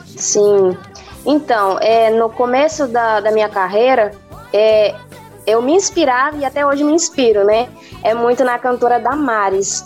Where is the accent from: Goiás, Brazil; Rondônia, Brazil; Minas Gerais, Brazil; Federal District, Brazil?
Rondônia, Brazil; now in Matupi, Brazil; eu nasci em Rondônia, no estado de Rondônia, e vim morar aqui no estado do Amazonas.